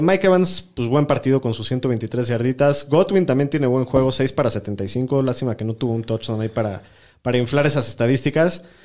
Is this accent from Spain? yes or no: no; Mexico